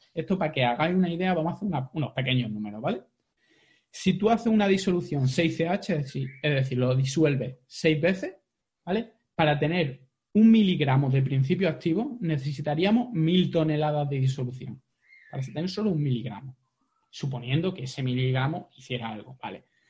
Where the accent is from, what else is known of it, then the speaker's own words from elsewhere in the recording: Jaén, Andalusia, Spain; soy muy de secano, soy de Jaén